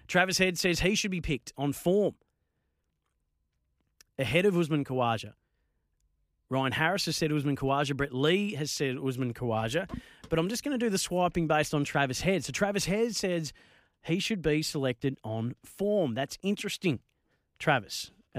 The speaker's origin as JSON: {"language": "English", "town": "Bendigo", "region": "Victoria", "country": "Australia", "tie": "born or raised there", "lives_now": "Melbourne, Australia", "said": "given that I live in Melbourne, I'm a Victorian, Bendigonian, born and raised, proud of it, but I'm a Victorian."}